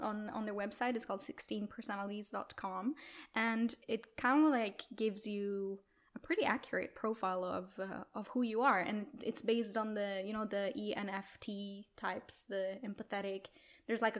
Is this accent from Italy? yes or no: yes; Italy; moved away as an adult; also born or lived in Milan, Italy; now in Stockholm, Sweden; I'm originally from Italy